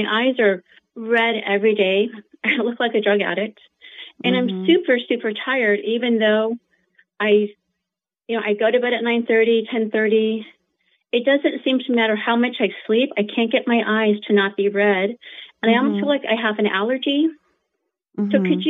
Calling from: San Antonio, Texas, United States; Good. I'm from San Antonio.

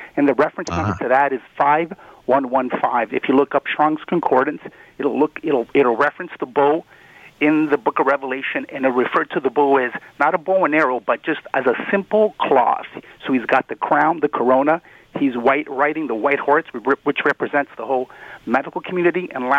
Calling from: Brampton, Ontario, Canada; By the way, it's Brampton, not Brantford.

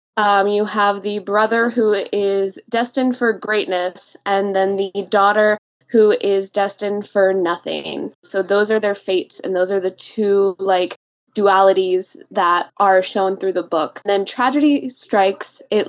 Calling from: California, United States; I'm joining you from California, The Grove.

